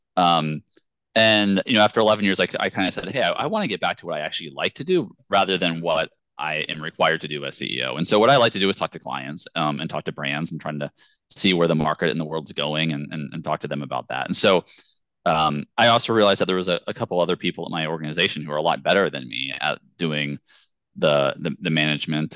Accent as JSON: {"language": "English", "region": "Virginia", "country": "United States", "tie": "born or raised there", "said": "I grew up in Virginia"}